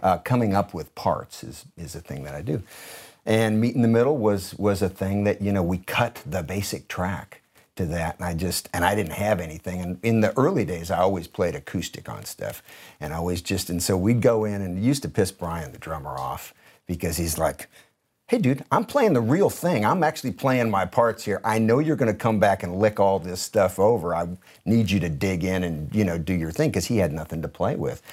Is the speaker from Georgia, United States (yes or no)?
no; Detroit, Michigan, United States; also born or lived in San Jose area, California / Minnesota; we moved to Detroit from around the San Francisco, San Jose area of California, uh, to go to sixth grade